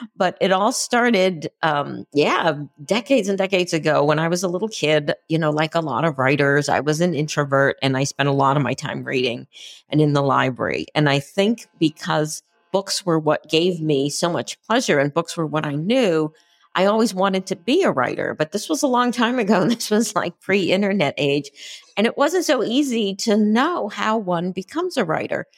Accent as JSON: {"language": "English", "town": "Concord", "region": "Massachusetts", "country": "United States", "tie": "born or raised there", "said": "I grew up near Concord, Massachusetts"}